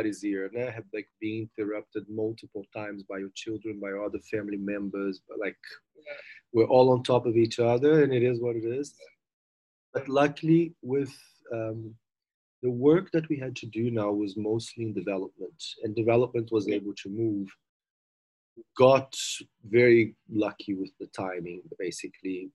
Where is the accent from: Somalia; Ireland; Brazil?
Brazil; moved away as an adult; also born or lived in London, United Kingdom; now in Cape Town, South Africa; I finished my degree in tourism and hospitality in Brazil